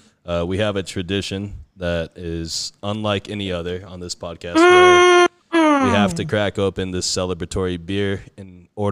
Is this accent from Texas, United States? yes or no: yes; El Paso, Texas, United States; we're from El Paso